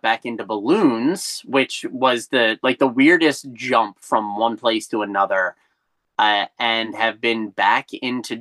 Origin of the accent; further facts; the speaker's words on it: Ocean City, New Jersey, United States; also born or lived in Wildwood, New Jersey; I grew up in Wildwood until I was about 8 when we moved to Ocean City